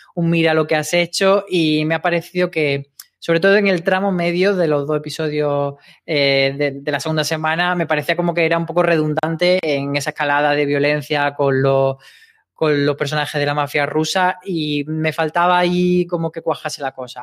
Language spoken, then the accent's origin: Spanish; Granada, Andalusia, Spain; moved away; en Granada, que es de donde yo soy